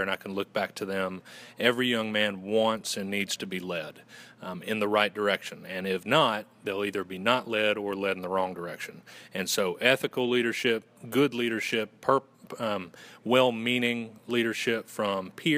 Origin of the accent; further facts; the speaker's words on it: Western North Carolina, United States; accent: Southern gentleman; I'm originally from Western North Carolina, and I went to Western Carolina University.